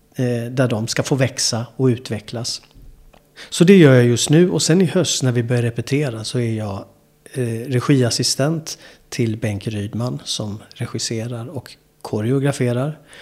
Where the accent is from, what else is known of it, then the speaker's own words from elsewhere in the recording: Malmö, Skåne, Sweden; also born or lived in New York; Malmö där jag är ifrån från början